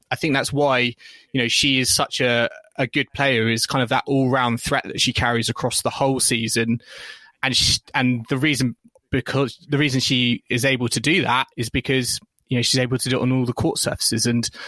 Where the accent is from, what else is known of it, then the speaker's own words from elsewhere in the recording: United Kingdom; I was starting to wonder as a British fan, hang on, you know, is she a French Open, you know, title contender?